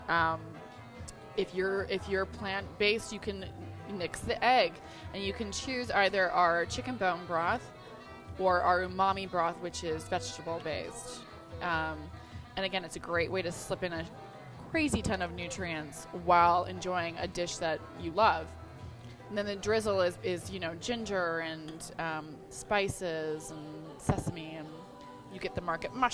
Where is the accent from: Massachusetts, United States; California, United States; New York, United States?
New York, United States; I'm originally from New York.